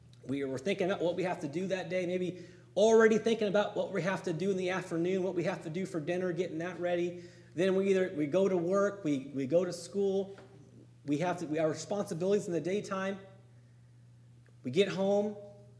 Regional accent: Campo, California, United States; my hometown in Campo, right on the Mexican border

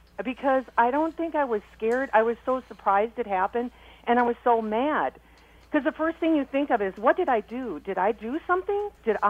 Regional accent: South Dakota, United States; now in Minnesota, United States; I'm from South Dakota

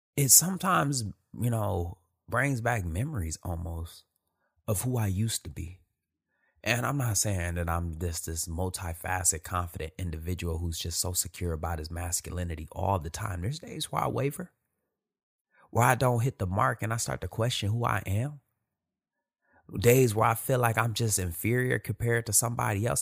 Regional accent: Detroit, Michigan, United States; Born and raised in Detroit, Michigan

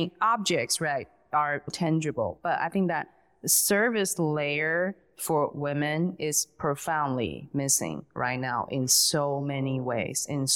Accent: Taiwan; moved away as an adult; now in United States; I grew up in Taiwan and I came here, I came to the States when I was 22

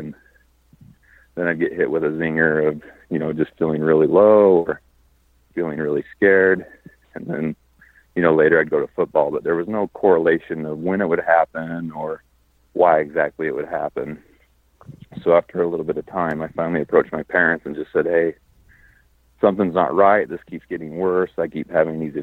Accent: Utah, United States; moved away as an adult; now in Las Vegas, United States; I live in Las Vegas. I grew up in Utah

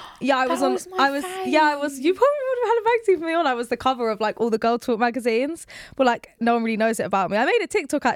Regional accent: Surrey, South East England, United Kingdom; I'm from Surrey

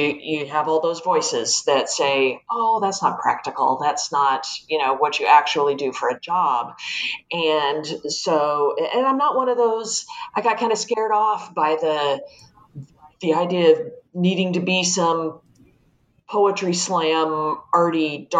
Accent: Los Angeles, California, United States; I was born in Los Angeles, like Elena was, grew up in a setting very similar to that of her childhood, the LA foothills

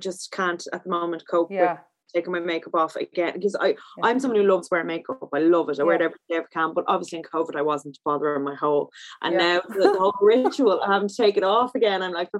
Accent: Ireland; I'm so Irish

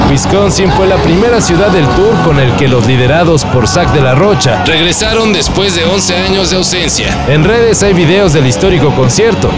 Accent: Mexico; los que somos mexicanos

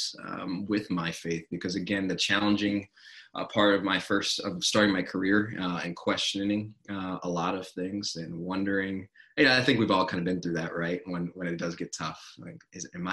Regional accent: North Carolina, United States; moved away as an adult; also born or lived in Baltimore, Maryland / Massachusetts / Buffalo, New York; spent a large part of my life in North Carolina

